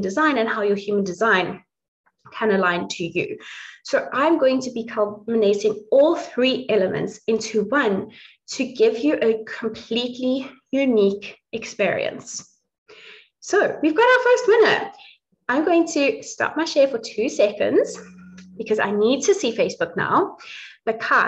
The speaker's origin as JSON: {"language": "English", "country": "South Africa", "tie": "born or raised there", "moved": "yes", "lives_now": "Dublin, Ireland", "said": "I grew up in South Africa. I'm now living in Dublin, but I grew up in South Africa, was raised on a plot"}